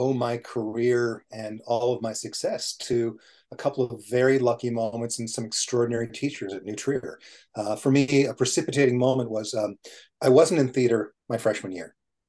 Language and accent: English; London, United Kingdom; born there; also born or lived in Nigeria; So when my parents were getting ready to have their baby in London, and technically I'm a Cockney because I was born within the sound of the Bow Bells